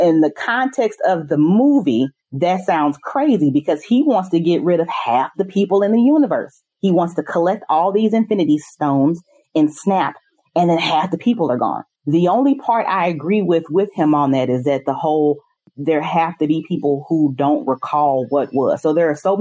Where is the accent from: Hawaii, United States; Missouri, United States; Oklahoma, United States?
Missouri, United States; St. Louis; I'm from St. Louis, Missouri